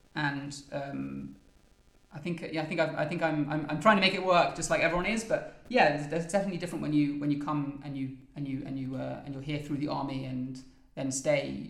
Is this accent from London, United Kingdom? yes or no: yes; London, United Kingdom; moved away as an adult; also born or lived in Oxford, England; now in Givat Shmuel, Israel; I grew up in London in a place called Highgate in North London